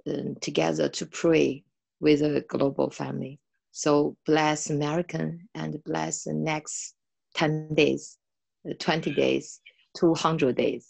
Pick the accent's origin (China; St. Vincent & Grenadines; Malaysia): China; from China.